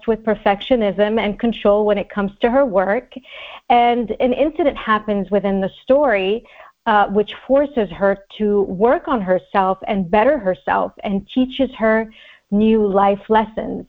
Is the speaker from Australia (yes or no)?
no; Montreal, Quebec, Canada; also born or lived in Egypt; now in Los Angeles, United States; Montreal in particular, my hometown